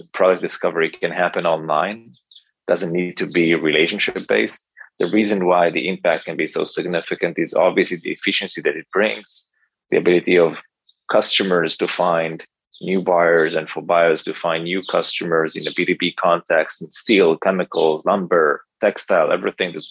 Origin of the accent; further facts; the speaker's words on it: Israel; I grew up in Israel. I live in Tel Aviv with my wife